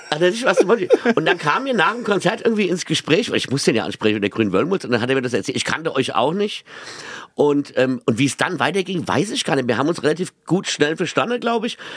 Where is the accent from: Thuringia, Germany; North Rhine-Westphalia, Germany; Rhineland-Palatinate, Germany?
Rhineland-Palatinate, Germany; Mainz; Ich bin erstmal bin ich Mainzer, obwohl ich nicht mehr in Mainz wohne, sondern in Boden und das ist dann wieder Roy Hesse, das ist dann direkt am Rhein.